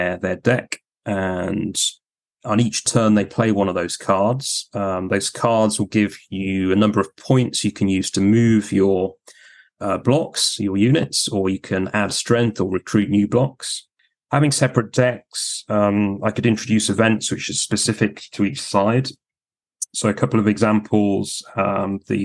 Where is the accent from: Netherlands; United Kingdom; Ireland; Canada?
United Kingdom; Yorkshire and the Humber; as a Yorkshireman myself